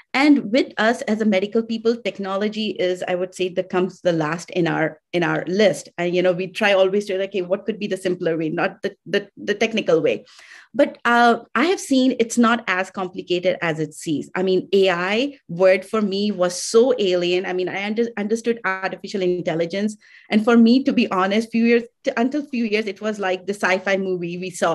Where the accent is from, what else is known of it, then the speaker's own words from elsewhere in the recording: India; I'm from India.